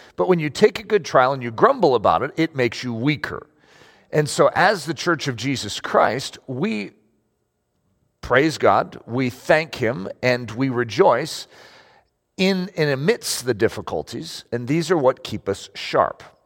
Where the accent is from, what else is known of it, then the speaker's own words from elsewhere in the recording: United States; I'm American